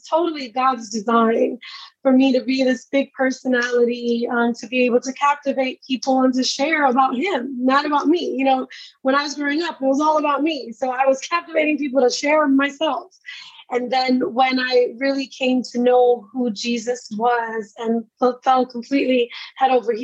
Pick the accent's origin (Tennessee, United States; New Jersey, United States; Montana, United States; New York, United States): New York, United States; New York City; now in Orlando, United States; I am from Brooklyn, New York, born and raised of Puerto Rican descent